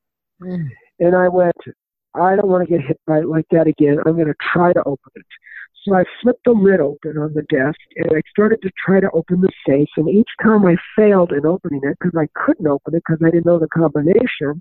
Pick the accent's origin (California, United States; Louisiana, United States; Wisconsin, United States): California, United States; Los Angeles; moved away as an adult; also born or lived in Arizona / Las Vegas, Nevada; I grew up in Los Angeles, California